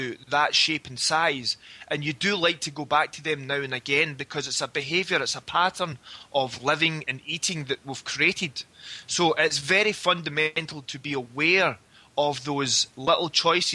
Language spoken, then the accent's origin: English; Glasgow, Scotland, United Kingdom; I'd made the decision to leave my hometown in Glasgow